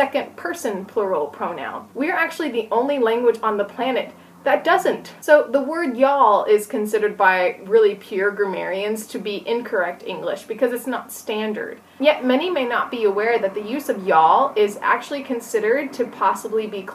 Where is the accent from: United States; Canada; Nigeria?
United States; Tennessee; I'm from Tennessee, which is in the southern part of the United States.